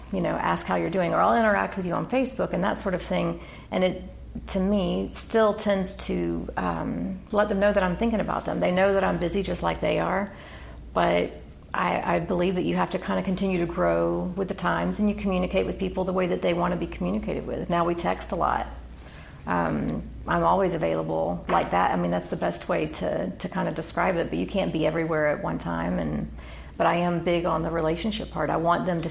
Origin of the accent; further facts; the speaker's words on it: Claremont, California, United States; I grew up in Claremont